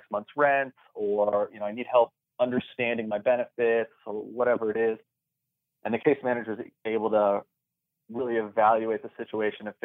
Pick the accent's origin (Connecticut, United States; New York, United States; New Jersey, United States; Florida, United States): Florida, United States; South; I was already here in South Florida